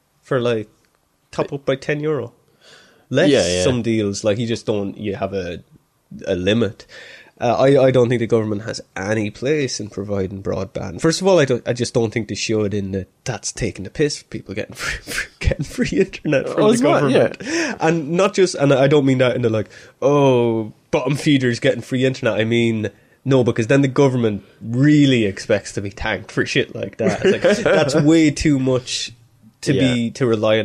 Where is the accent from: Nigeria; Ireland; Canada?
Ireland